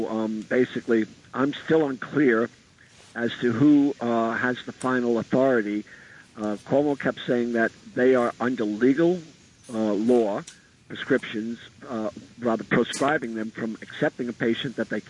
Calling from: Staten Island, New York, United States; from Staten Island, New York.

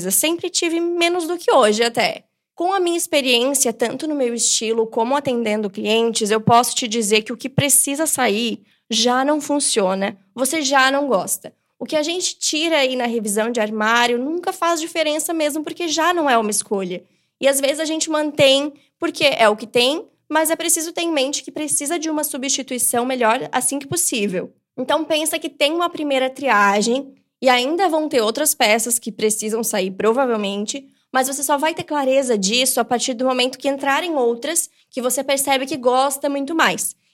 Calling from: São Paulo, Brazil; sou de São Paulo

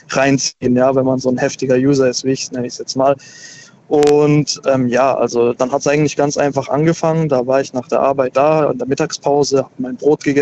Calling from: Karlsruhe, Baden-Württemberg, Germany; Hi. Grüß dich, woher bist du? Hi, ich bin aus Karlsruhe.

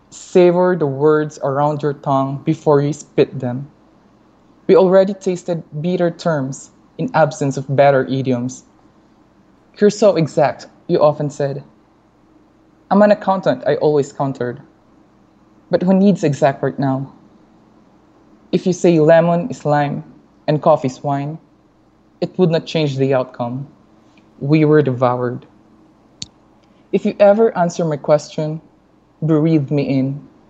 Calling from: Guatemala; I'm actually in Guatemala right now.

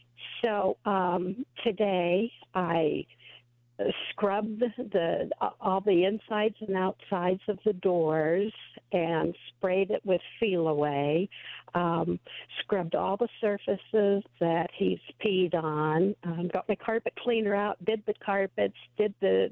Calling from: Yuma, Arizona, United States

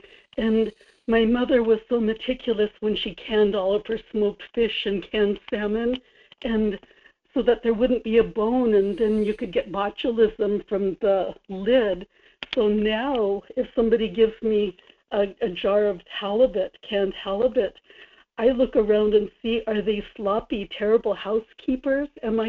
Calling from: Kodiak, Alaska, United States; Perlene and Kodiak.

